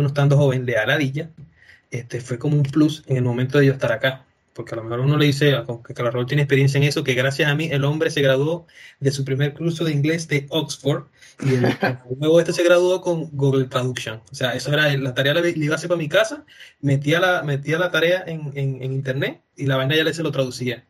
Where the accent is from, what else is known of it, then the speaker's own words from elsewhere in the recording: Venezuela; now in Chile; a mí como venezolano